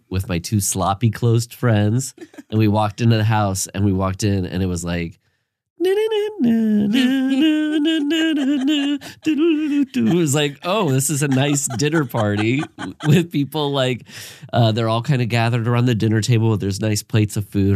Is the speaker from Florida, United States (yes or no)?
no; Iowa, United States; I'm from Iowa